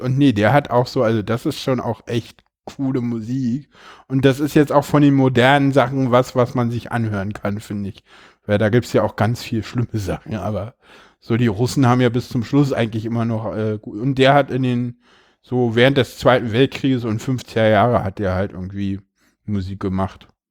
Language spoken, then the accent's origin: German; Berlin, Germany; ich komme ja hier aus Berlin